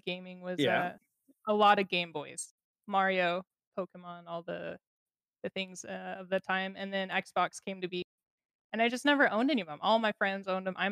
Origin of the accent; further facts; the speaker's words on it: Salt Lake City, Utah, United States; I grew up in Utah